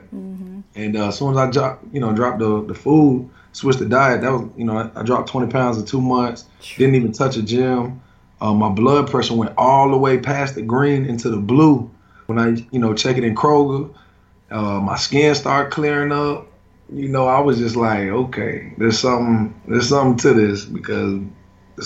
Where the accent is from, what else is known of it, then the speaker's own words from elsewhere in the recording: South Florida, United States; I'm from South Florida